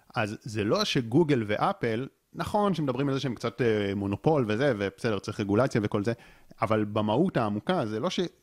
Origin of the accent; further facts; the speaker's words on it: Israel; אני גם באופן אישי גדלתי בקיבוץ